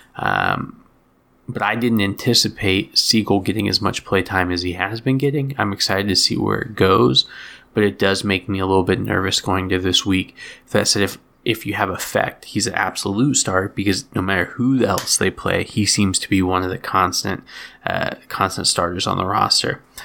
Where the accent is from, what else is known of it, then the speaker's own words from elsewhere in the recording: outside of Boston, Massachusetts, United States; moved away; I grew up outside of Boston for a long time